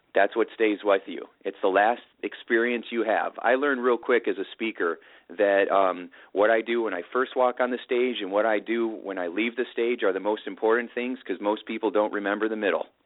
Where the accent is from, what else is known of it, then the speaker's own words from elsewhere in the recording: Indiana, United States; I've got my uh, farmer wisdom growing up in Indiana